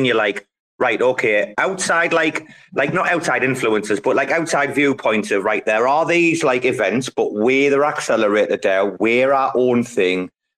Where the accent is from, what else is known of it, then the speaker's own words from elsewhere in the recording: England, United Kingdom; We're fucking English, man. We fucking grew up on Greg's pasties, man.